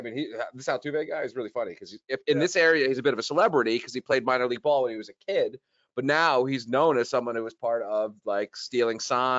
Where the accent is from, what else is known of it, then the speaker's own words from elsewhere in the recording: New York, United States; I was born in the Bronx